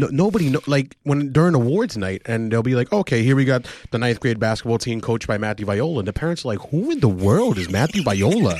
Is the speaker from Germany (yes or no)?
no; Argentina; I'm from Argentina